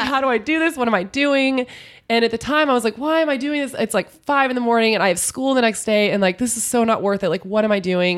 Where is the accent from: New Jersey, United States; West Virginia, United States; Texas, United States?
Texas, United States; San Antonio; I grew up in San Antonio, which is an hour outside of Austin